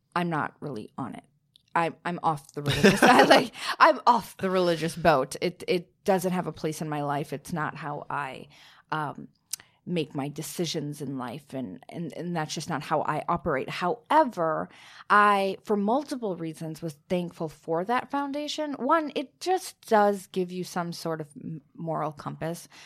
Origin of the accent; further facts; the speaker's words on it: Minnesota, United States; I'm from Minnesota